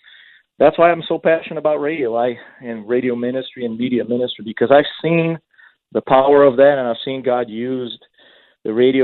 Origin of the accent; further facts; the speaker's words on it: Brazil; moved away as an adult; also born or lived in San Diego; now in Oregon, United States; I grew up in Brazil, in case our listeners there are wondering what my accent is from